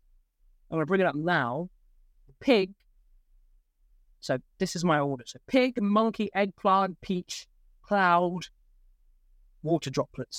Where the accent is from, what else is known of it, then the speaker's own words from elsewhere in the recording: England, United Kingdom; I am English. Well, 50% English. And I live in England.